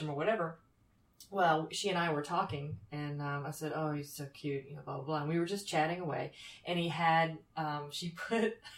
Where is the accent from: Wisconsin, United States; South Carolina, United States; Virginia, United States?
South Carolina, United States; Anderson; I'm from Anderson, South Carolina